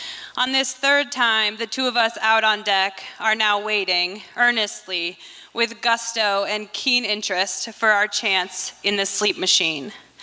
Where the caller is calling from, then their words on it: Mount Vernon, Washington, United States; and I'm joining today from Mount Vernon, Washington, where I live.